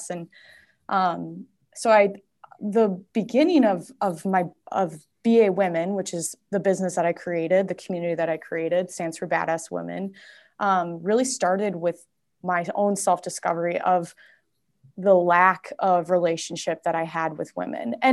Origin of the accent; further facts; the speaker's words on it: Saint Paul, Minnesota, United States; um, let's see, I'm from St. Paul, so I'm from the Twin Cities area. Um, I live in Minneapolis now, but I have moved many different times.